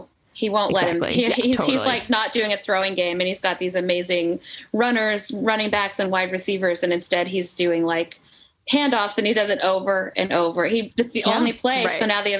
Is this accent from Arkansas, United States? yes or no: yes; Arkansas, United States; I'm from Arkansas.